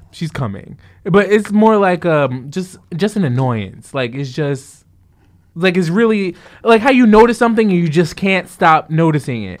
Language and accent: English; Jersey City, New Jersey, United States; Growing up in Jersey City